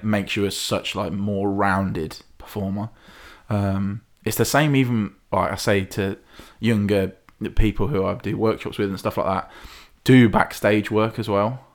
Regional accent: Hinckley, East Midlands, United Kingdom; I'm from Hinckley

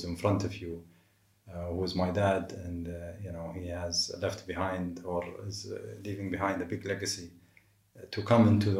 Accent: Dubai, United Arab Emirates; also born or lived in Boston, United States; I grew up in Dubai. I left to the US and studied in Boston, 1999 to 2004. Came back

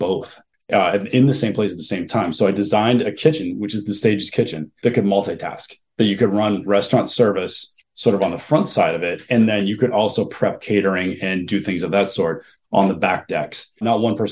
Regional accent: New England, United States; also born or lived in Kentucky; I know I'm from New England.

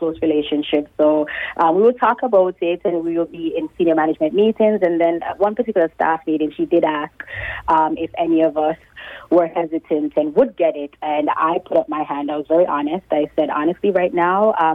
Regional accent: Jamaica; now in Canada; I'm Jamaican.

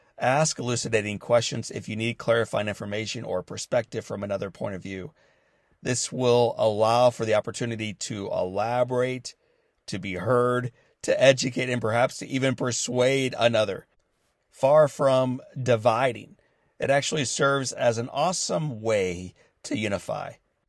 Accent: St. Louis, Missouri, United States; born or raised there

